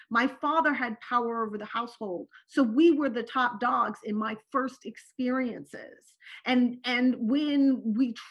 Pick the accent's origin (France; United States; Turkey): Turkey; born there; also born or lived in Morocco / Syria; Okay, so I was born in Turkey. I lived in Morocco and Syria.